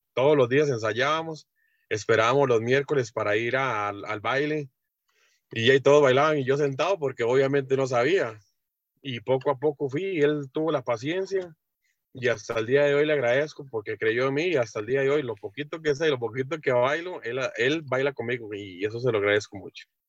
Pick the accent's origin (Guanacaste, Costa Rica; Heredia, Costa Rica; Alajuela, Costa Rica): Heredia, Costa Rica; San Isidro; Yo toda la vida he vivido aquí en, San Isidro Heredia, centro, siempre desde que nací y hasta el momento ahí estamos